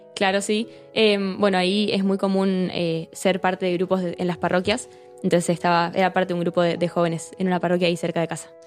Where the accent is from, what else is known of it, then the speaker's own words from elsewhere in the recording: Buenos Aires, Argentina; moved away as an adult; now in Santiago de Compostela, Spain; soy de Argentina, nací allá en, Buenos Aires em, y, bueno, tengo 21 años, vivo ahí con, con mi familia